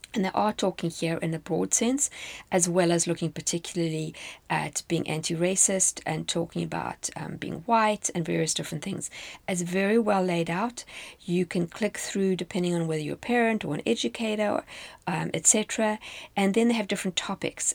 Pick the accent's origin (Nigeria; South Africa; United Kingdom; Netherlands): South Africa; moved away as an adult; now in United States; When I was in South Africa, this would obviously have applied to me as a South African